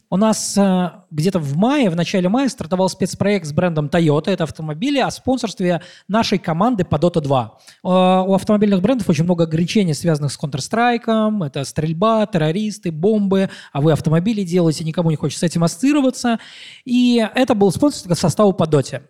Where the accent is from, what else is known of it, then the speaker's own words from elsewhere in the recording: Mordovia, Russia; moved away; я из Мордовии